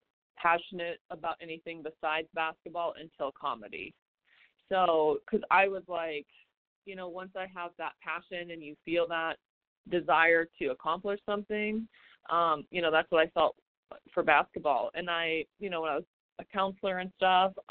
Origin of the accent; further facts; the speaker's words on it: South Dakota, United States; moved away as an adult; now in Las Vegas, United States; I am from South Dakota